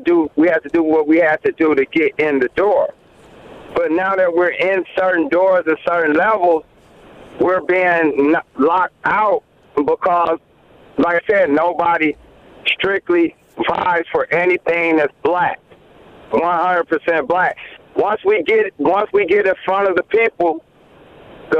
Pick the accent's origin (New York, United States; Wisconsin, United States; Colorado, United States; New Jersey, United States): Wisconsin, United States; moved away; also born or lived in Mississippi; I'm from Wisconsin, but I also lived in Mississippi